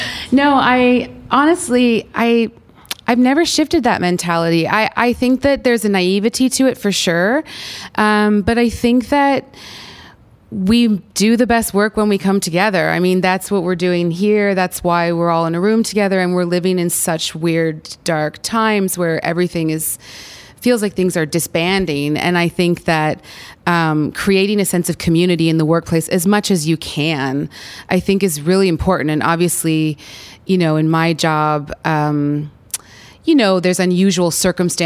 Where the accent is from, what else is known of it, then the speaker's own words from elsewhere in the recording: Canada; I'm Canadian